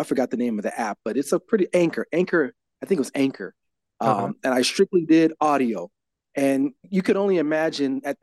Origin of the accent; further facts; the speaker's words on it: Los Angeles, California, United States; I'm born and raised in Los Angeles, California